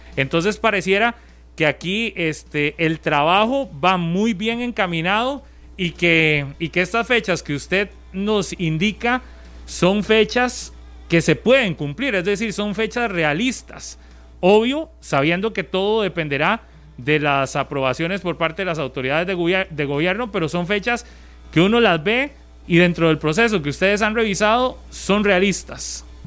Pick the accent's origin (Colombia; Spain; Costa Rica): Costa Rica; todos los ticos entendemos cuando se dice eso